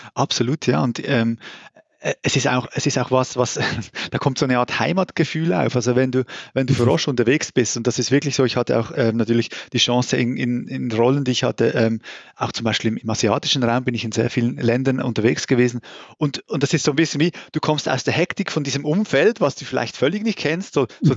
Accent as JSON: {"language": "German", "country": "Switzerland", "also_born_or_lived": "Brazil / United States", "accent": "Swiss", "moved": "as an adult", "lives_now": "Germany", "said": "wie man wahrscheinlich auch hört, äh, komme ich aus der Schweiz. Ähm, ich habe dann irgendwann mal aufgehört zu sagen, nein, ich rede nicht Schweizerdeutsch, das ist mein Hochdeutsch"}